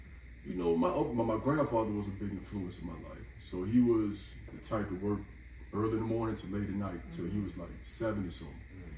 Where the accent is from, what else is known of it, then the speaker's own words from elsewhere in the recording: Atlantic City, New Jersey, United States; I was born in Jersey, so all of them live up Jersey, okay. Atlantic City.